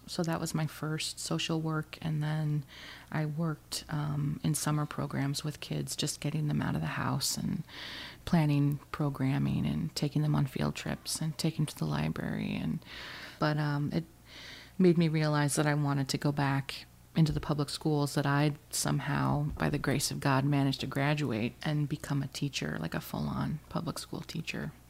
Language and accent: English; Alaska, United States; moved away as an adult; also born or lived in Oregon / Ridgewood; I'm from Alaska